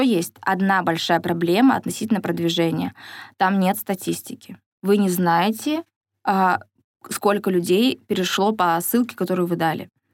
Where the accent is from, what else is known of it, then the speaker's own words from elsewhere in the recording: Siberia, Russia; now in Surgut, Russia; Сибирячка, провинциалка